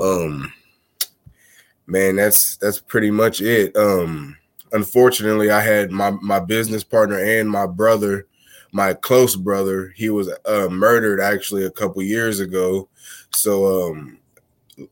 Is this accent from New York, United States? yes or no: no; Missouri, United States; moved away as an adult; now in Texas, United States; I'm originally from Missouri, and the last 3 or 4 years I've relocated down to Texas